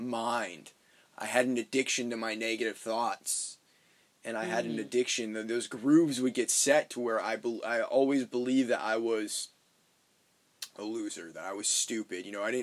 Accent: Maine, United States; moved away; where I'm from, like my hometown up in Maine

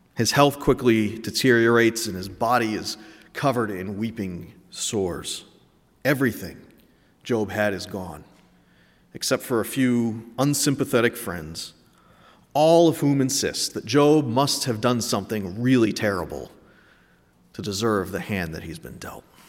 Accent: New England, United States; I'm from New England

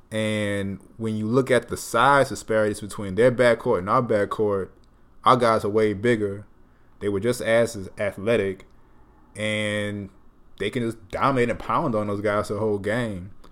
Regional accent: New Orleans, Louisiana, United States; moved away as an adult; also born or lived in Baton Rouge, Louisiana; I am originally from New Orleans, Louisiana. I was brought out to Baton Rouge uh, for school at LSU for undergrad and graduate school

